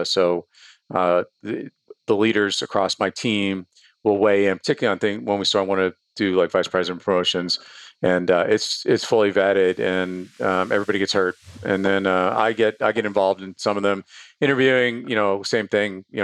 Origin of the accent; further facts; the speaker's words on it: Bronx, New York, United States; where I started, which is I'm from the Bronx.